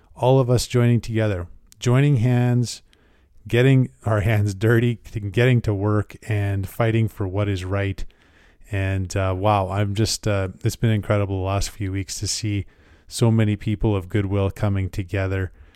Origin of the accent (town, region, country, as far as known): Canada